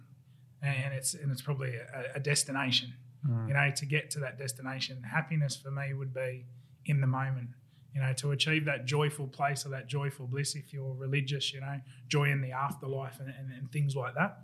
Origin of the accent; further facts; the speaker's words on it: Casino, New South Wales, Australia; moved away as an adult; also born or lived in Moree / England / Gold Coast; I grew up in Casino in northern New South Wales